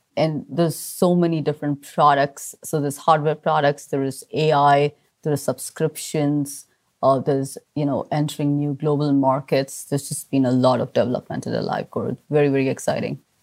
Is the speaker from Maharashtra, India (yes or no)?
yes; Mumbai, Maharashtra, India; I grew up in Mumbai, surrounded by family